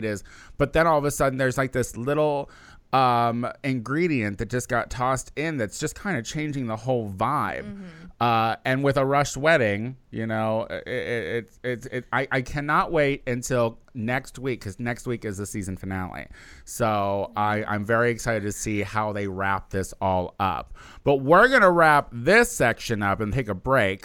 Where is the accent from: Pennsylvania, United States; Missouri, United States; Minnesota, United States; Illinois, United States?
Illinois, United States; central; moved away; I'm from the Midwest. I'm from a small town in central Illinois